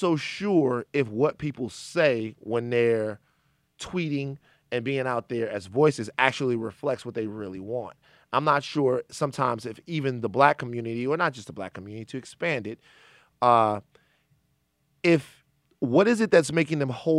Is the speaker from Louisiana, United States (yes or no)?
yes; Baton Rouge, Louisiana, United States; We're from Baton Rouge, man.